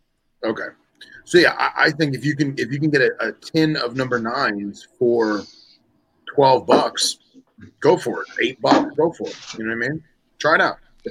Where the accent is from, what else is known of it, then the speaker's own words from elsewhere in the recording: United States; I'm an illiterate American.